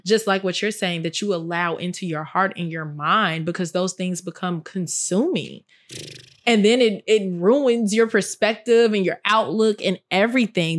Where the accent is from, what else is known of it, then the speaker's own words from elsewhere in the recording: Chicago, Illinois, United States; I'm from Chicago